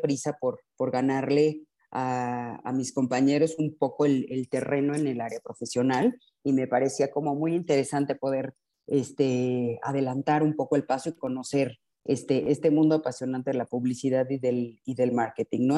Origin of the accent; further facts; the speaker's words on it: Mexico; soy mexicana y este, tengo 52 años.